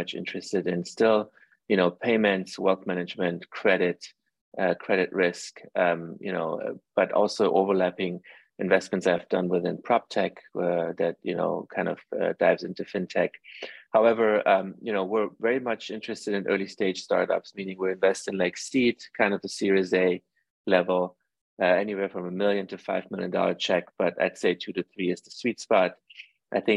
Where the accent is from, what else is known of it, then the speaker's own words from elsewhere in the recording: Germany; moved away; also born or lived in Iran; I grew up actually in Europe. I grew up in Germany most of my life. I was born in Iran.